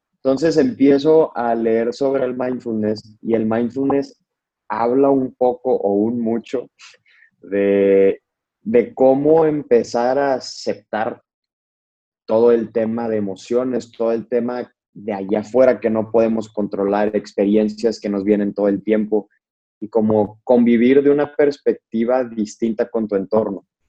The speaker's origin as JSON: {"language": "Spanish", "town": "Monterrey", "region": "Nuevo León", "country": "Mexico", "also_born_or_lived": "Mexico City", "said": "yo soy de Monterrey."}